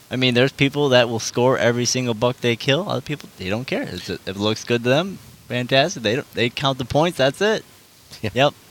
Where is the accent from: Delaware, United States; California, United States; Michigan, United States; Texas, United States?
Michigan, United States; we are from Michigan